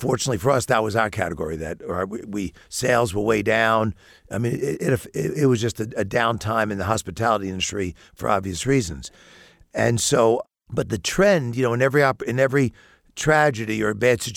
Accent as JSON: {"language": "English", "town": "New York City", "region": "New York", "country": "United States", "tie": "born or raised there", "moved": "yes", "lives_now": "Bloomington, United States", "said": "I'm born and raised in New York City"}